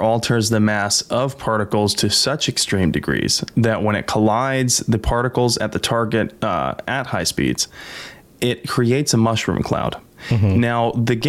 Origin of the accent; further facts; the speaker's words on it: United States; I'm an American